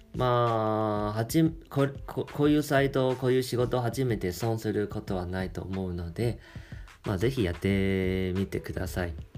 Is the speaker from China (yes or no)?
no; Taiwan; Japanese is a second language; 僕台湾人なんですけど